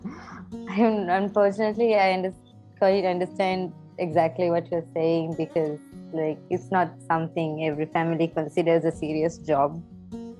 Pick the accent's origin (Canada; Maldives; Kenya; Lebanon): Maldives; moved away as an adult; now in Sri Lanka; Maldives because it's my home country and I love it